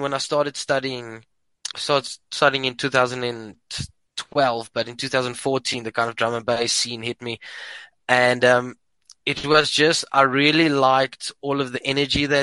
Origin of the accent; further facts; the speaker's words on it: Port Elizabeth, Eastern Cape, South Africa; moved away as an adult; now in Pretoria, South Africa; I'm from Port Elizabeth